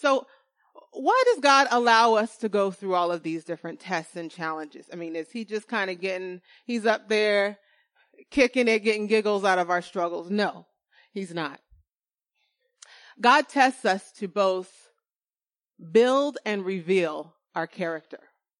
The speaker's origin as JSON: {"language": "English", "region": "California", "country": "United States", "said": "Winter is really cold. Okay. Especially here as a Californian."}